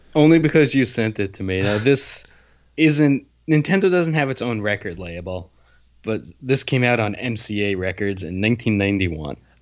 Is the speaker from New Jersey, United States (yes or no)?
yes; New Jersey, United States; I grew up in New Jersey, which is the land of 24 hour diners